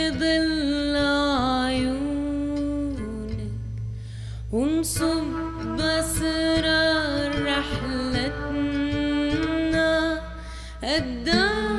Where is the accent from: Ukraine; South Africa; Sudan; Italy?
Sudan; moved away; it says on my passport that I was born in Sudan